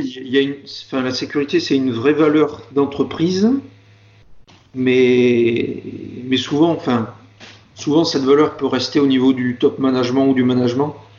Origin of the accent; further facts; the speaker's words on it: Marseille region, Provence-Alpes-Côte d'Azur, France; moved away as an adult; also born or lived in Grenoble / Civaux; je suis originaire de la région de Marseille